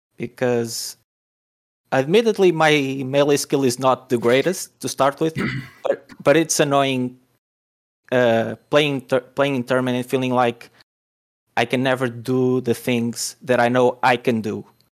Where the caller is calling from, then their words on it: Portugal; I'm calling in from Portugal.